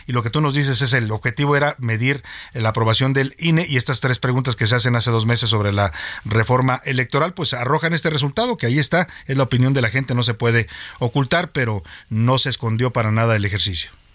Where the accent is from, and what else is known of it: Mexico